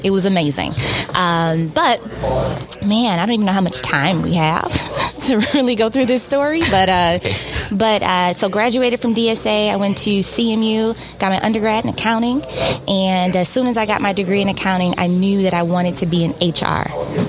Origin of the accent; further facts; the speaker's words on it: Detroit, Michigan, United States; So yes, Detroiter for life. I born and raised in Detroit, east side of Detroit.